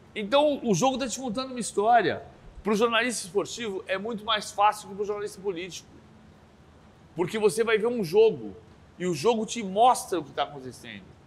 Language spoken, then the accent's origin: Portuguese; São Paulo, Brazil; also born or lived in São Bernardo do Campo; Eu nasci, eu nasci, no, eu nasci em Perdizes, em São Paulo as Perdizes, que é a zona oeste de São Paulo. Eu, com 13 anos, fui para São Bernardo, uhum. cresci em São Bernardo, a adolescência em São Bernardo, mas eu sou paulistano de medula